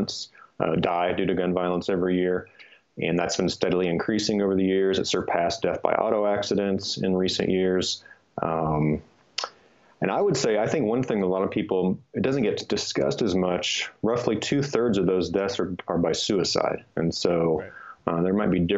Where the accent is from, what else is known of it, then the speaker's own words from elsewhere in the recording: Kansas, United States; moved away as an adult; also born or lived in Los Angeles, California / Boulder, Colorado; And I grew up in Kansas, so I'm sort of used to that. But then I moved because of school to LA and then Boulder, Colorado